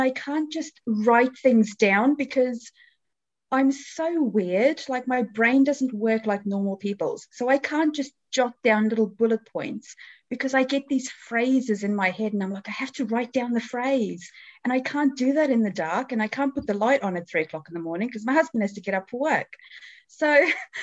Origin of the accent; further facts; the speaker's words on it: South Africa; also born or lived in New Zealand; now in England; I was originally born and raised in South Africa